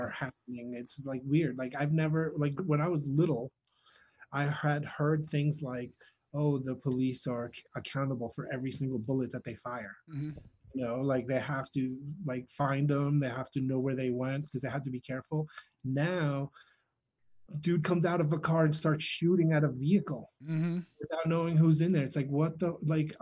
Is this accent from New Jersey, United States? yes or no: yes; Wayne, New Jersey, United States; born or raised there; also born or lived in Greece